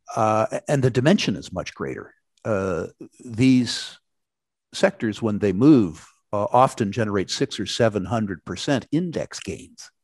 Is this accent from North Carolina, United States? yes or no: no; California, United States; in my home state, California